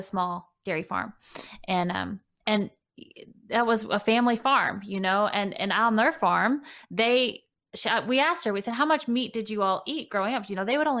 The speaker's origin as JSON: {"language": "English", "region": "Kentucky", "country": "United States", "also_born_or_lived": "Los Angeles", "said": "I moved from Los Angeles back here to Kentucky during the pandemic"}